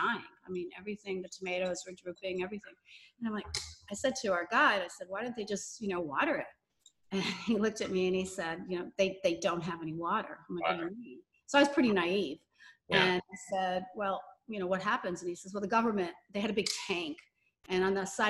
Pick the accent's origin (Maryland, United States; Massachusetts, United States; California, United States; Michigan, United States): Massachusetts, United States; I grew up in Massachusetts